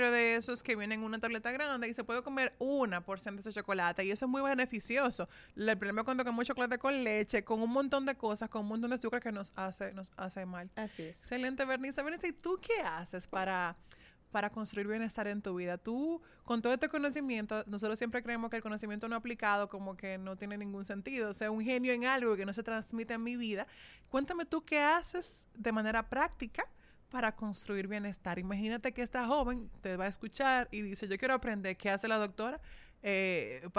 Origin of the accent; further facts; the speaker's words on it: Dominican Republic; somos dominicanos